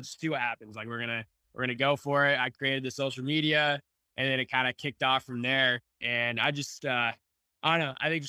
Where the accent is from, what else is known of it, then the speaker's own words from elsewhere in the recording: Odessa, Texas, United States; also born or lived in Dallas, Texas; now in Oklahoma, United States; I'm originally from Odessa, Texas.